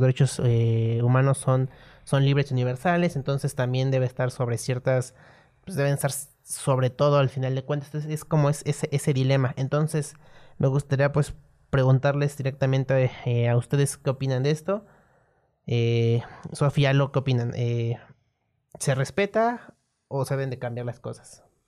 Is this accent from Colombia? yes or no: no; Mexico